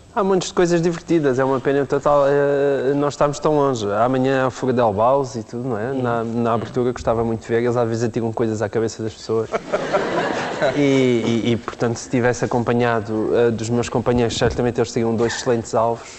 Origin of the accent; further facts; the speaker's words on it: Portalegre, Alentejo, Portugal; não sou lisboeta. E, portanto, venho, venho, de Porto Alegre, portanto, sou alentejano